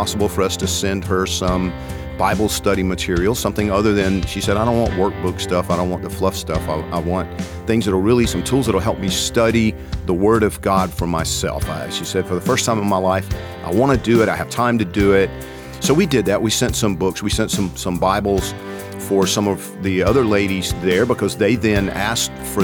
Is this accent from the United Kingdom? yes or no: no; Georgia, United States; I'm from Georgia